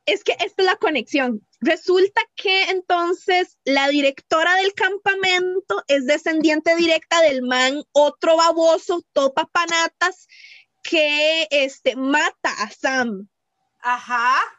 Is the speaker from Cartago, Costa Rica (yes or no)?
yes; Cartago, Costa Rica; yo soy de Cartago